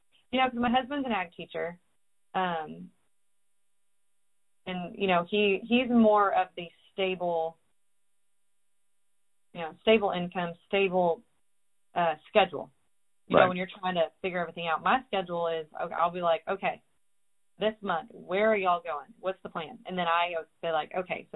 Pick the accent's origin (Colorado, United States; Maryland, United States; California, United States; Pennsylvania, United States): California, United States; moved away as an adult; also born or lived in Texas; I moved to Texas because I was originally from California